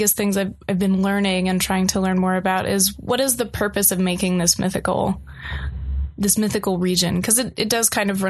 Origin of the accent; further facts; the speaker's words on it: Western North Carolina, United States; moved away; I grew up kind of in Western North Carolina, which is pretty solidly Appalachian due to its relationship to the Blue Ridge Mountains